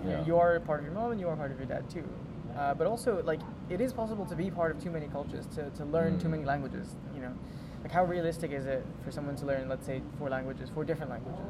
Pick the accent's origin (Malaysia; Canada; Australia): Malaysia; first language English; now in Japan; my mom's a native Cantonese speaker, my dad's a native Japanese speaker. I grew up in Malaysia, so I grew up kind of speaking mostly English, a little bit of Malay here and there, but a little bit of Cantonese here and there